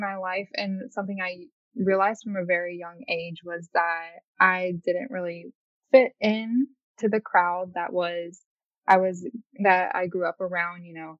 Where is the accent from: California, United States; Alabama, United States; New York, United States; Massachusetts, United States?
Alabama, United States; Montgomery; moved away as an adult; now in Los Angeles, United States; So I'm 22. Just moved to LA 3 years ago. So it's a little context. I was born and raised in Deep South, Montgomery, Alabama, to be exact.